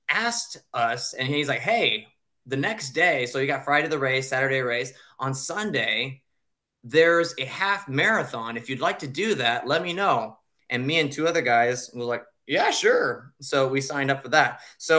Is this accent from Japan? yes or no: yes; Japan; moved away; I'm from Japan, born and raised there. I went to an international school.